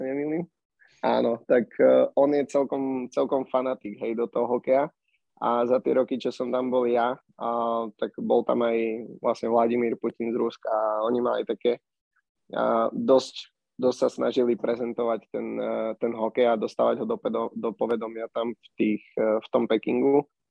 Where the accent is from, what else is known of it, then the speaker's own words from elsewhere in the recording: Slovakia; moved away as an adult; also born or lived in China; now in Sweden; sme vlastne 4 mesiace boli doma na Slovensku zavretí